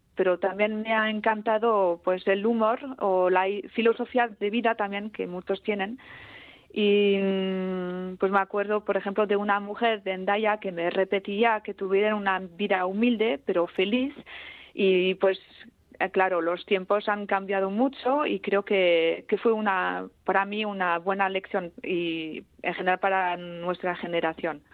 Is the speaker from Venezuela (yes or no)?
no; Ustaritz, Nouvelle-Aquitaine, France; first language Basque; Spanish is a second language; crecí en Ustaritz, que se sitúa a unos 30 kilómetros más o menos hacia el interior